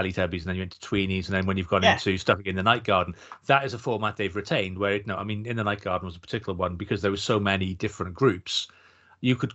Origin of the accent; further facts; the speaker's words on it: Wales, United Kingdom; accent: Welsh; somebody asked me where my accent was. I said, oh, it's Welsh.